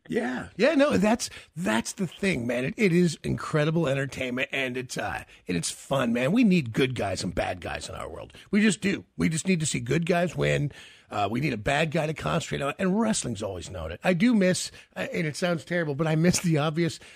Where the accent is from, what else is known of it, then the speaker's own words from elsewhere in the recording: Kansas City, United States; when we were growing up in Kansas City